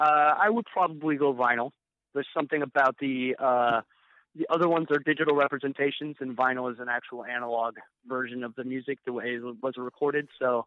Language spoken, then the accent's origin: English; Tampa, Florida, United States; And I'm from Tampa, so I'm still going to beat him.